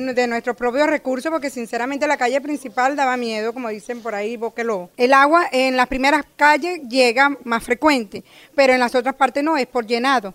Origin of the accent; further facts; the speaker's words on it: Venezuela; soy del sector de Largarrobo, del barrio Unión